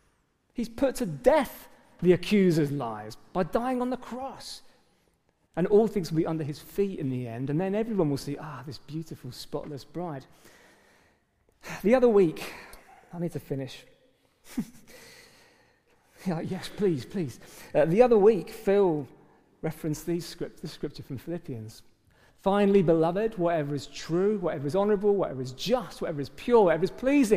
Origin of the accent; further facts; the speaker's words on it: England, United Kingdom; we're British, for goodness sake, for starters, most of us in the room